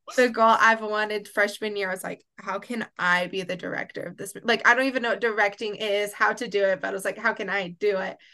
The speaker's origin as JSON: {"language": "English", "town": "Oklahoma City", "region": "Oklahoma", "country": "United States", "moved": "yes", "lives_now": "Waxahachie, United States", "said": "I am originally from Oklahoma City, but now I live and reside in Waxahachie, Texas"}